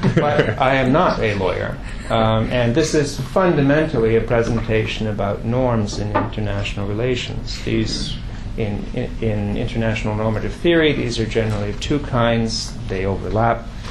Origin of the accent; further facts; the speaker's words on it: Quebec, Canada; I come from Quebec